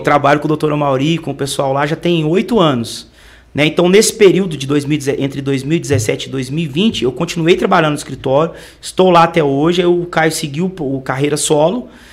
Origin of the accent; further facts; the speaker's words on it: Entre Rios de Minas, Minas Gerais, Brazil; moved away; Eu vim de Entre Rios de Minas, é a cidade próxima a Tiradentes, a São João del Rei, é próximo da capital mineira, Belo Horizonte